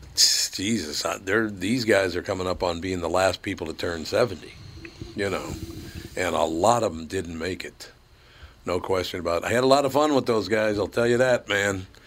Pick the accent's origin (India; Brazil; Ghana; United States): United States; because I'm an American